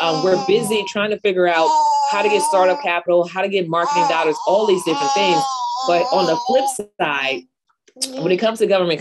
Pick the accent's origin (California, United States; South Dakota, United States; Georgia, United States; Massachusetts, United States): California, United States; San Francisco Bay Area; I grew up in the San Francisco Bay Area, of course, in the inner city